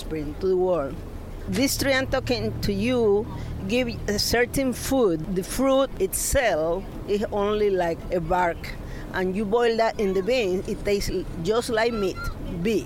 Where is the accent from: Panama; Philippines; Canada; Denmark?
Panama; also born or lived in Panama City, Panama / Fort Bragg, United States; I was born in Santiago, a small town like 15 minutes from Santiago